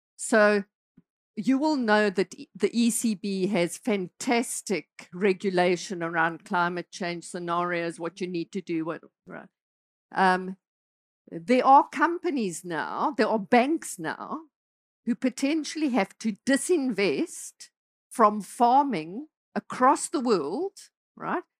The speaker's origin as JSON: {"language": "English", "country": "South Africa", "tie": "born or raised there", "moved": "as an adult", "said": "I'm South African, right? So I spent, uh, I grew up in South Africa, spent a lot of my life in South Africa"}